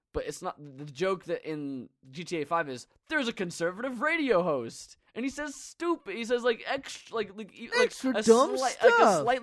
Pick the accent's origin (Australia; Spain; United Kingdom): United Kingdom; I say this as a Brit